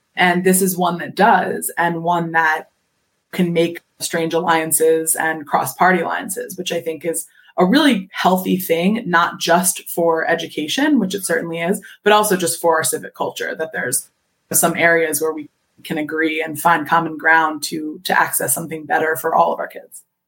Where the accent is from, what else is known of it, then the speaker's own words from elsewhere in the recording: Philadelphia, Pennsylvania, United States; I'm from Philadelphia